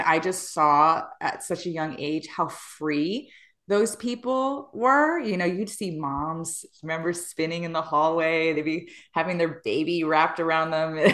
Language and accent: English; New York, United States; I was born and raised in New York in the same Hood is Dolores